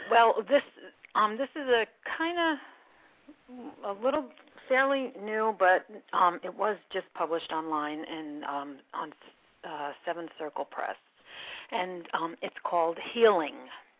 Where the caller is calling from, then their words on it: Poughkeepsie, New York, United States; No, from Dutchess County, Poughkeepsie, New York.